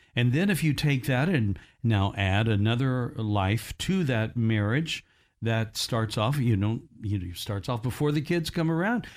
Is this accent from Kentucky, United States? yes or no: no; Indiana, United States; moved away; my hometown up in Indiana